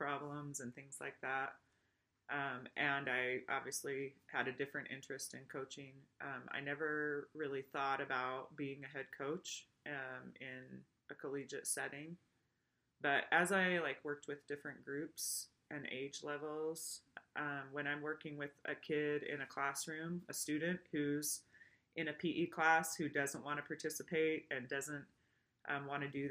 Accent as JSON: {"language": "English", "region": "Washington", "country": "United States", "tie": "born or raised there", "also_born_or_lived": "Utah", "moved": "as an adult", "lives_now": "Idaho, United States", "said": "I was born in Utah, but raised in Washington"}